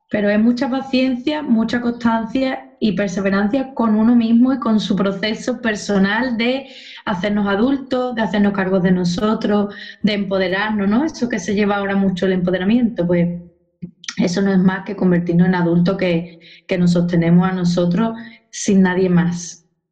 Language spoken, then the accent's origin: Spanish; Cádiz, Andalusia, Spain; also born or lived in Seville; yo soy de Cádiz